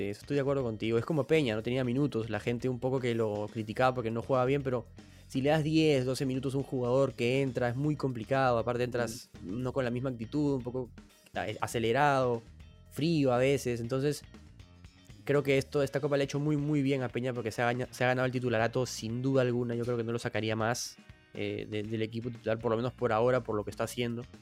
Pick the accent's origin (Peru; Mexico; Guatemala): Peru; a mí, en verdad, a ti, a mí, a todos los que somos peruanos